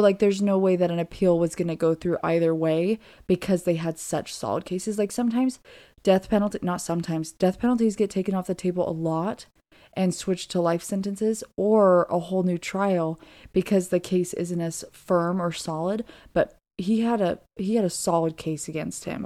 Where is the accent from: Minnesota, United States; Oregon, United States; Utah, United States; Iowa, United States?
Oregon, United States; Southern; moved away as an adult; also born or lived in Virginia; I am originally from Southern Oregon